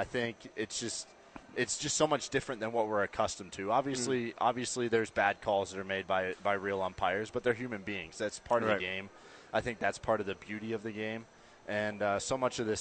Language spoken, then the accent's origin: English; Denver, Colorado, United States; I was born and raised in Denver